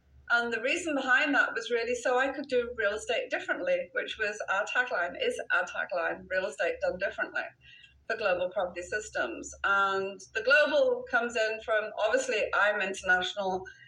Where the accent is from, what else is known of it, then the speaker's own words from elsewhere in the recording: Wales, United Kingdom; now in United States; Okay, so I, as you can hear from my accent, I'm a Brit.